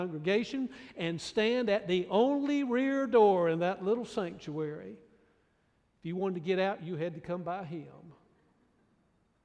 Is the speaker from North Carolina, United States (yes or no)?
yes; Raleigh, North Carolina, United States; now in Greenville, United States; my little home church that I grew up in Raleigh